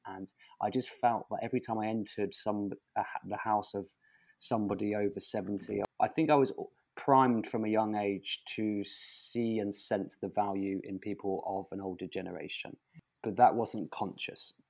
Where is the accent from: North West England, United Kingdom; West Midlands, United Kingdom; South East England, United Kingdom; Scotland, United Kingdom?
South East England, United Kingdom; Portsmouth; moved away as an adult; also born or lived in London; I was desperate to leave my hometown, which was Portsmouth on the south coast of England in the county of Hampshire